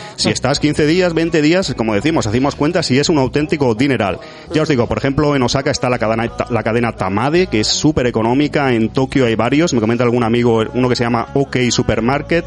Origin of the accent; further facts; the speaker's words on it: Andalusia, Spain; soy un poco de, origen andaluz y tengo ahí mi, mi deje a lo exagerado